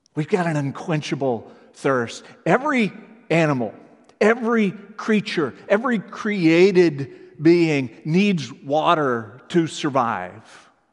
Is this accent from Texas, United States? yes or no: yes; Texas, United States; moved away; I grew up in Texas